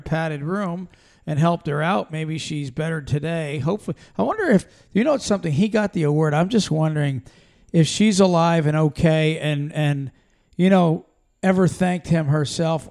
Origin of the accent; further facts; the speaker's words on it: Pennsylvania, United States; moved away; we're from Pennsylvania originally